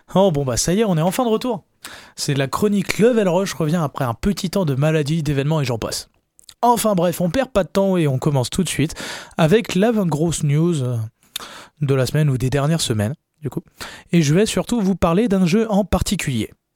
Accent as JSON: {"language": "French", "country": "France", "said": "on est français, voilà, on parle français"}